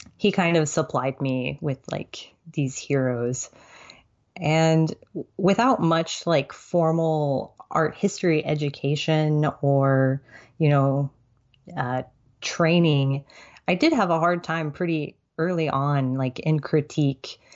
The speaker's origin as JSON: {"language": "English", "town": "Tulsa", "region": "Oklahoma", "country": "United States", "tie": "born or raised there", "also_born_or_lived": "Alexandria, Virginia", "moved": "as an adult", "lives_now": "Fayetteville, United States", "said": "my family relocated to Tulsa, Oklahoma. And that's pretty much where I've lived most of my life. I went to elementary school through high school"}